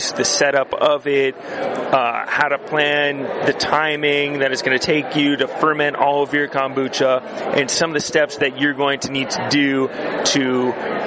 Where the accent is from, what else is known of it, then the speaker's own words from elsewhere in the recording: San Diego, California, United States; moved away as an adult; now in San Sebastian, Spain; I am from San Diego, California, and proud of it